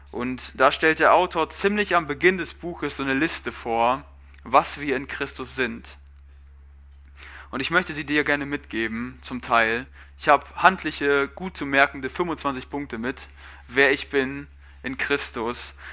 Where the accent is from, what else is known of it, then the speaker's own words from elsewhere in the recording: Germany; Ich bin Deutscher, das ist meine Nationalität, aber wer bin ich?